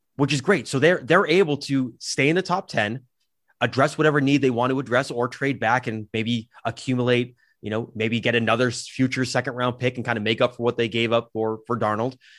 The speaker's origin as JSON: {"language": "English", "region": "Massachusetts", "country": "United States", "moved": "yes", "said": "I'm from Massachusetts and that I moved"}